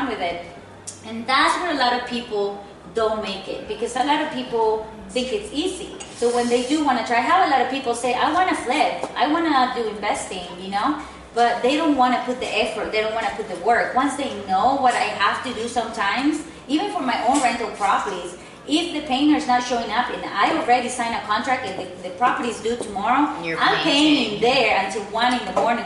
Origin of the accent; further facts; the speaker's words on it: Mexico; English is a second language; moved away as an adult; now in United States; I'm from Mexico